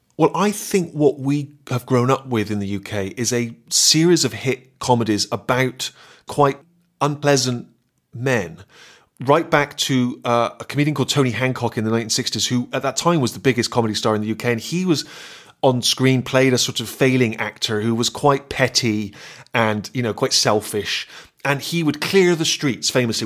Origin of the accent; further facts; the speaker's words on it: Bristol, South West England, United Kingdom; my hometown of Bristol